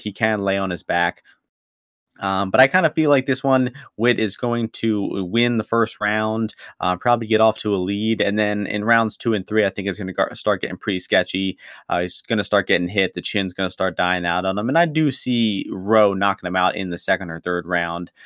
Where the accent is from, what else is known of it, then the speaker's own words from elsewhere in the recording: Ukraine; I'm from Ukraine